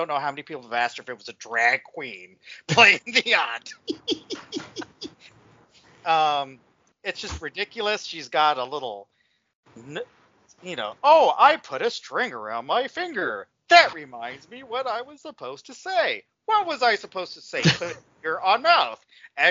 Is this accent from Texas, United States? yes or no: yes; Texas, United States; I'm from Texas